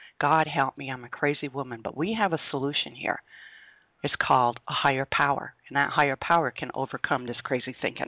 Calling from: Vermont, United States; I am calling you from Vermont.

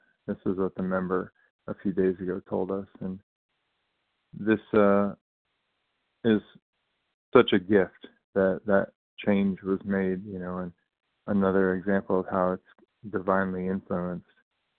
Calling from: California, United States; recovering compulsive eater from California, bright and early.

